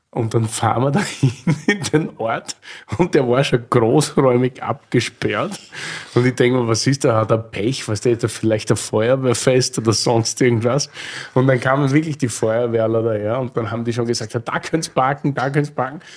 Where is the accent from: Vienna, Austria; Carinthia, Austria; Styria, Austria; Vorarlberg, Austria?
Styria, Austria; now in Berlin, Germany; bin gerade Österreicher in Deutschland